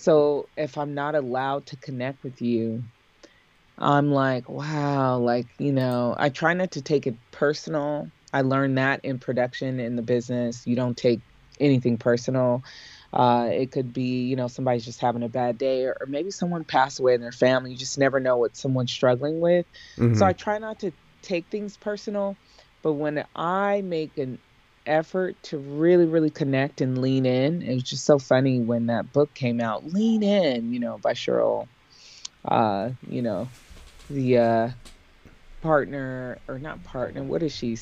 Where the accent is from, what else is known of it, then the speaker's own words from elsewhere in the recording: San Diego, California, United States; knew that I was from San Diego because I would remind him when I saw him on campus, Dr. Cole, it's … from San Diego.